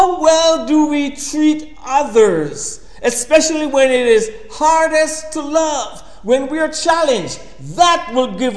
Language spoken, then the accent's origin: English; Kingston, Jamaica; I was a little boy growing up in Kingston, Jamaica.